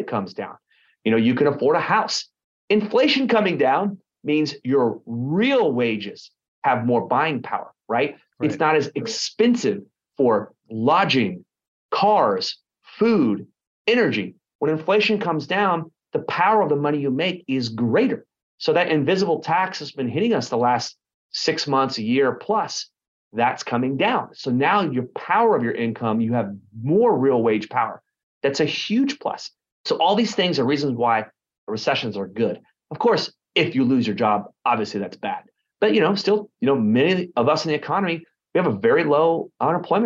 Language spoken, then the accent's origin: English; Garland, Texas, United States; moved away as an adult; also born or lived in Dallas, Texas / Lake Texoma, Texas / Austin, Texas / Tampa, Florida; now in Orange County, United States; I grew up in Garland, Texas